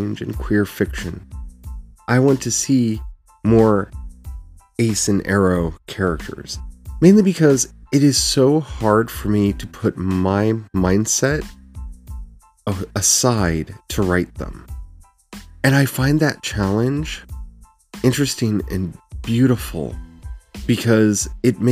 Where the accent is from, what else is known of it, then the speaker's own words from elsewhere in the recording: Frederick, Maryland, United States; the town I grew up in Frederick, Maryland